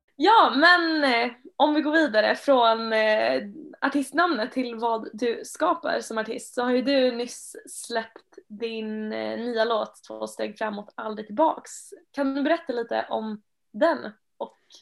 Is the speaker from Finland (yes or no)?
yes; Finland; now in Sweden; Jag kommer ju från Finland